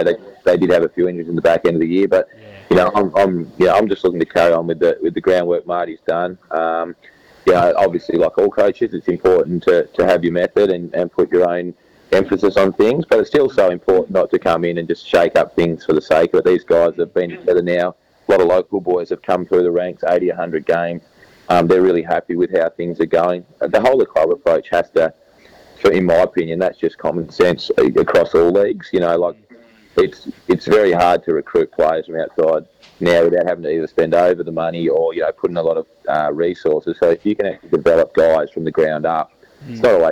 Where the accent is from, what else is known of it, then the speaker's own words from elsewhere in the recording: Tasmania, Australia; also born or lived in Melbourne; now in Adelaide, Australia; family is really important to me, and spending time with my family as my family did growing up in Tassie